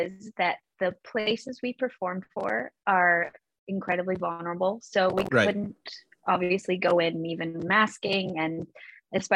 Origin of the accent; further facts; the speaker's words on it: West Coast, Canada; moved away as an adult; now in Toronto, Canada; I'm from the West Coast